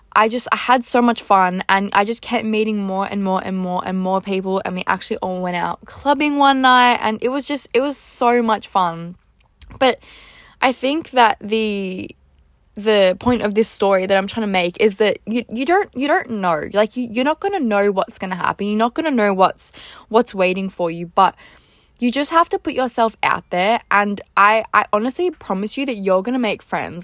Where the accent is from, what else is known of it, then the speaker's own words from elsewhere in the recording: Australia; also born or lived in Gold Coast; I'm from Australia.